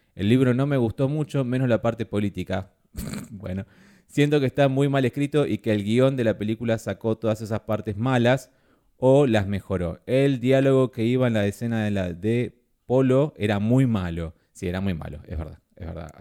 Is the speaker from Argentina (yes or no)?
yes; Argentina; somos Argentina